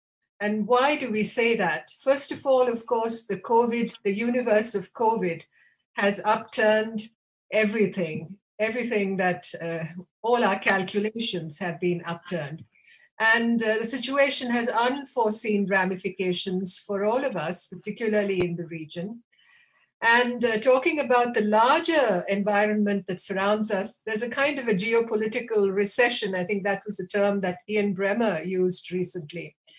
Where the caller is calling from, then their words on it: Bangalore, Karnataka, India; I am speaking from Bangalore, and I believe our discussions will be interesting.